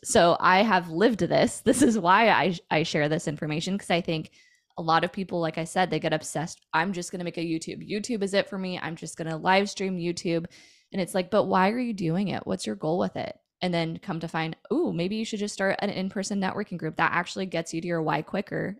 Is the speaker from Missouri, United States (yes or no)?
no; Puyallup, Washington, United States; I grew up in a town slash city called Puyallup, Washington